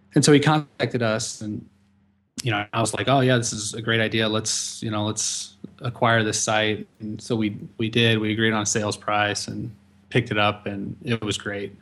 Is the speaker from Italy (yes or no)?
no; St. Louis, Missouri, United States; working for another college back in my hometown, Saint Louis